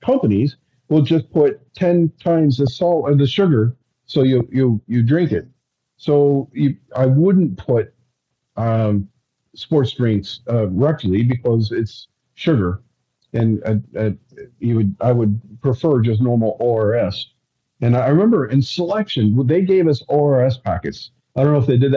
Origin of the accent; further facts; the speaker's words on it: Ireland; I'm Irish